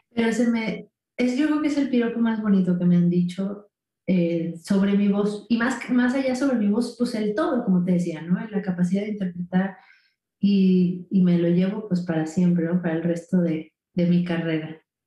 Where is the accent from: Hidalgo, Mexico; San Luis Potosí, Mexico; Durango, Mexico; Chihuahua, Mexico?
San Luis Potosí, Mexico; moved away as an adult; now in Mexico City, Mexico; es un estado, bueno, una ciudad que está dentro del estado de San Luis Potosí, que está un poco al norte de la Ciudad de México, ¿no? Eh, yo ahí viví hasta los 18 años